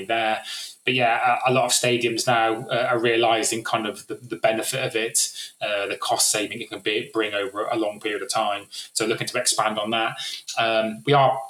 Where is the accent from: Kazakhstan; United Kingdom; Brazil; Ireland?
United Kingdom; West Country, South West England; I was from the West Country